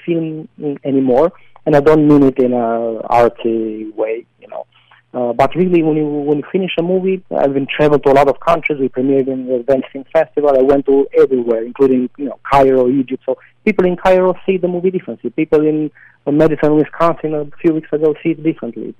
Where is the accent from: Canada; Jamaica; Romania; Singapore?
Romania; moved away as an adult; now in New York, United States; in my the small town that I grew up with.